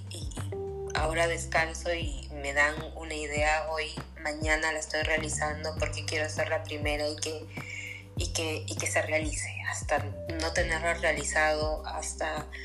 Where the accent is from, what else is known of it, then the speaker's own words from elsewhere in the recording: Peru; Acá en mi país, en Perú